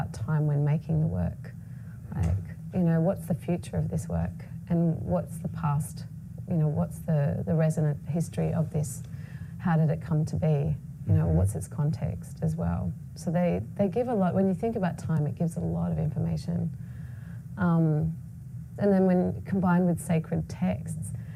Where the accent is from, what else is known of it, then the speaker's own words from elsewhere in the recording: Australia; I was born in Australia of Palestinian heritage